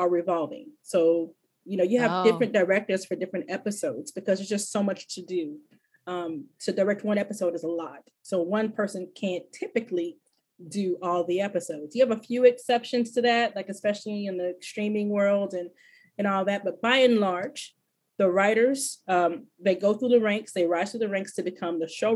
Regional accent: Fort Worth, Texas, United States; also born or lived in Corpus Christi, Texas; We moved to Fort Worth when I was a little older. I want to say I was 8 or 9 when we moved

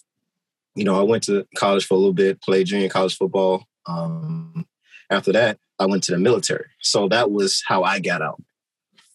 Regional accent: Maywood, Illinois, United States; also born or lived in Chicago; I grew up in Chicago, but I was raised in Maywood

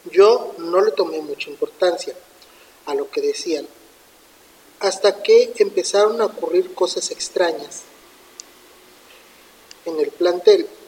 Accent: Zapopan, Jalisco, Mexico; Hace aproximadamente 11 años, cuando yo estudiaba la secundaria, yo soy de Zapopan, Jalisco.

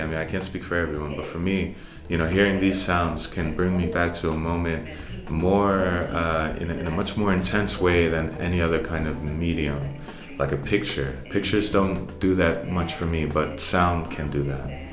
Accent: New York City, New York, United States; also born or lived in Bronx; growing up in Harlem and partially in the Bronx as well

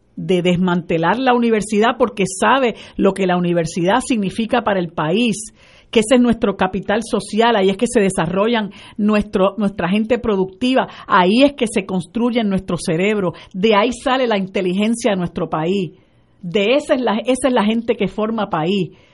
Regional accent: Puerto Rico; puertorriqueños nos llamamos

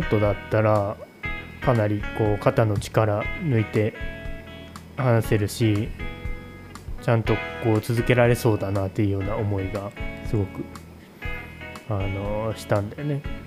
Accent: Nagoya, Aichi, Japan; moved away as an adult; also born or lived in Omori, Oda, Shimane; now in Oda, Japan; 地元は名古屋なんですけどこの大森町に移住してきて今年で12年

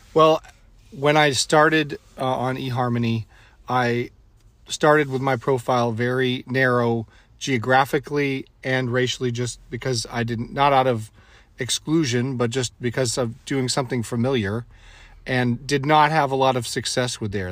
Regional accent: New England, United States; now in California, United States; I didn't have a lot of opportunities growing up in New England.

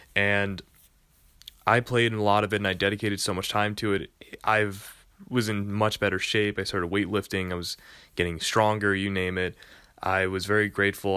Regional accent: New York, United States; I am from New York

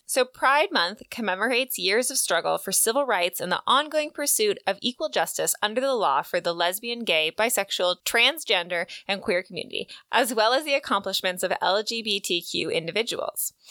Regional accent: West Coast, United States; I grew up on the West Coast

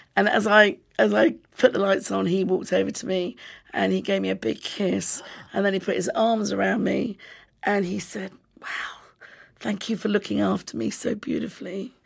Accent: United Kingdom; I'm British

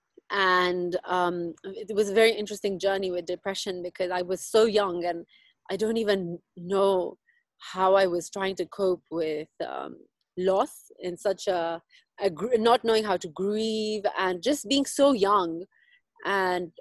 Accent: Nairobi, Kenya; also born or lived in South Africa; So I live here in Nairobi. I was born and raised here.

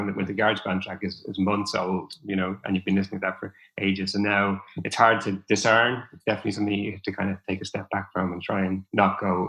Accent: Dublin, Leinster, Ireland; moved away; I'm originally from Dublin

